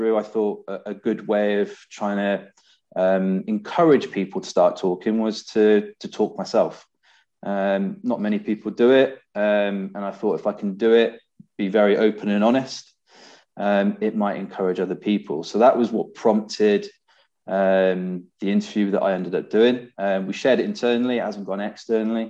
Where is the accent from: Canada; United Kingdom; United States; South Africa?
United Kingdom; Bristol, South West England; moved away as an adult; now in Leeds, United Kingdom; I was born and raised in Bristol